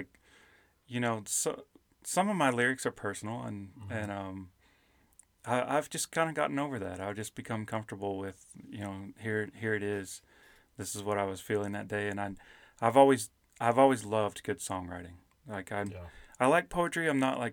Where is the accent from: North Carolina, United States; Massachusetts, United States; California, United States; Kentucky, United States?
Kentucky, United States; moved away as an adult; also born or lived in South Carolina; I grew up in Kentucky